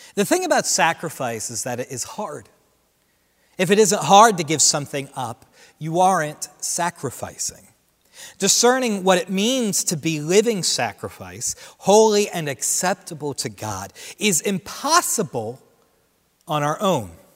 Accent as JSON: {"language": "English", "region": "Central New Jersey", "country": "United States", "tie": "born or raised there", "said": "Central New Jersey, where I grew up"}